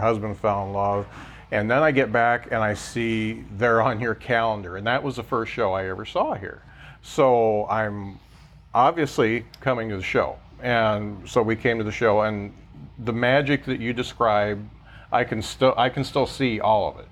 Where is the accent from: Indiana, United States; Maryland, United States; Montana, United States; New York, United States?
Indiana, United States; Lakeville; I grew up in the Midwest. I grew up in Lakeville